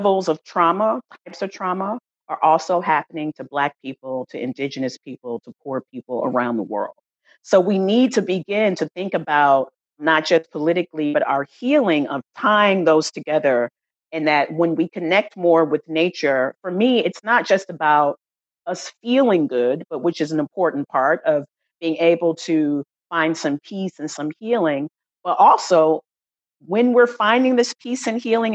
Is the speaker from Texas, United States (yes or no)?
yes; San Antonio, Texas, United States; moved away as an adult; also born or lived in Washington, District of Columbia, United States; now in Oakland, United States; I grew up in Texas, San Antonio, Texas